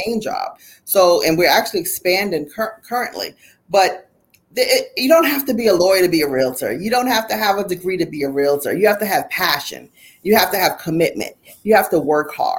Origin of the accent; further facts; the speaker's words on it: Jersey City, New Jersey, United States; when I was a little girl, growing up in Jersey City, New Jersey